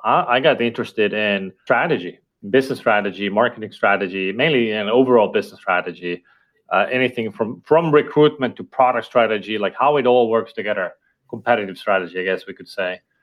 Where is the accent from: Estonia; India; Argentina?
Estonia; first language Estonian; English is a second language; my native language, which is Estonian